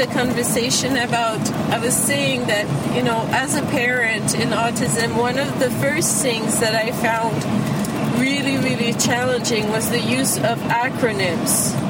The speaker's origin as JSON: {"language": "English", "region": "Quebec", "country": "Canada", "said": "I'm from Quebec."}